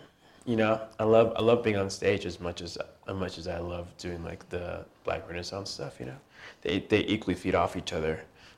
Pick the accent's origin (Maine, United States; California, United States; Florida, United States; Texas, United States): California, United States; I'm from Orange County, I would say.